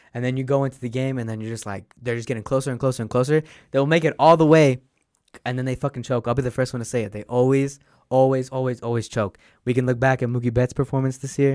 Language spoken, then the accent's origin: English; Utah, United States; I'm from Utah